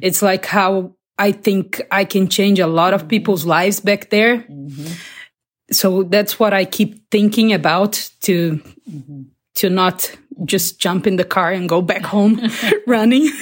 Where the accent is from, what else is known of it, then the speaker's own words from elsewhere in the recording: Barretos, São Paulo, Brazil; I'm from Brazil a little town called uh, Barretos in the countryside